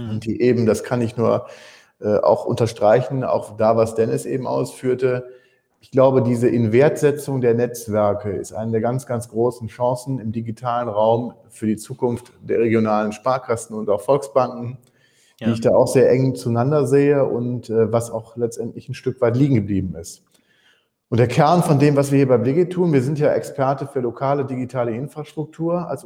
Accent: Wuppertal, North Rhine-Westphalia, Germany; Ich komme ursprünglich, bin auch gebürtiger Wuppertaler, komme also und liebe diese Stadt.

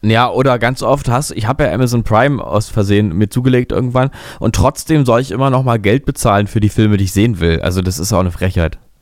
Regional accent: Berlin, Germany; ich bin da ja wirklich äh, in der Kinder, Kindheit ja verbracht in Berlin-Mitte

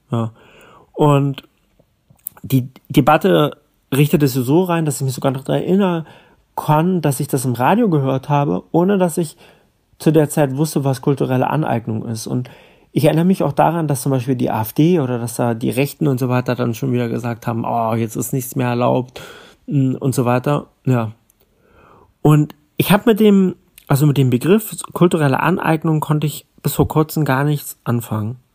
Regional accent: Berlin, Germany; Ich bin in Berlin-Kreuzberg aufgewachsen und wir waren nur zwei deutsche Kinder in der Klasse.

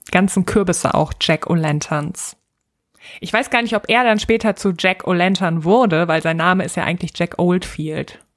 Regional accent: North Rhine-Westphalia, Germany; ich komme aus Westfalen.

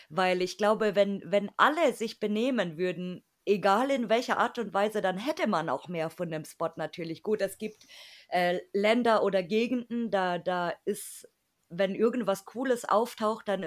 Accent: Germany; am meisten irgendwie rausstechen und wir halt natürlich als Deutsche.

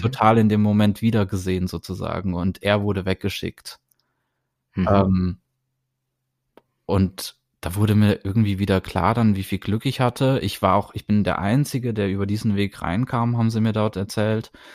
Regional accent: Germany; moved away; ich bin aus Deutschland

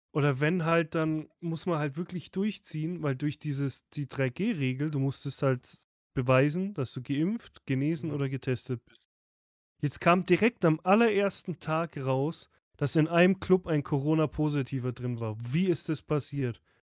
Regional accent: Southern Germany, Germany; Bei uns im Süden

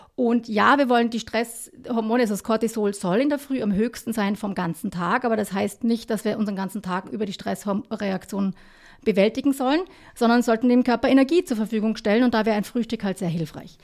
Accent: Kitzbühel, Tyrol, Austria; now in Vienna, Austria; Beide ursprünglich aus dem Unterland

